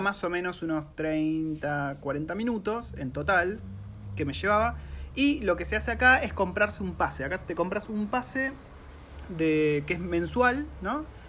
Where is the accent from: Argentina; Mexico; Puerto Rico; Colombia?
Argentina; moved away as an adult; also born or lived in New Zealand; now in Wellington, New Zealand; somos una familia argentina